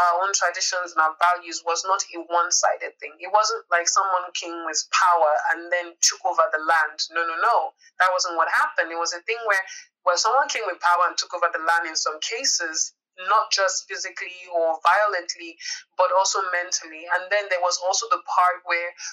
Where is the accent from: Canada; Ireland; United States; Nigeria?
Nigeria; me as a Nigerian